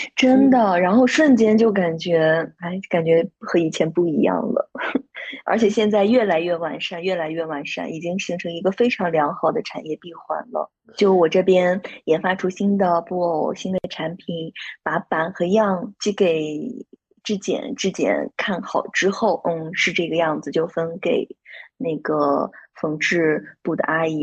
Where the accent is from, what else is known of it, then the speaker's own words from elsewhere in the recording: Shandong, China; also born or lived in Xiamen / Shanghai; now in Qingdao, China; 上海待了两年多，然后现在呢，是在青岛。因为我是山东人嘛，然后在青岛的话，离自己的家乡比较近